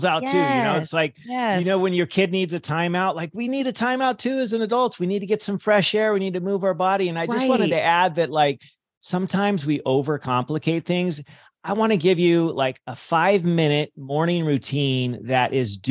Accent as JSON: {"language": "English", "region": "California", "country": "United States", "tie": "born or raised there", "said": "I grew up in California"}